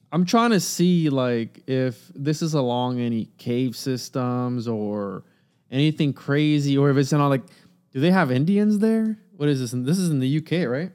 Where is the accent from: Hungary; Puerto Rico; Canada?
Puerto Rico; now in Florida, United States; I'm Puerto Rican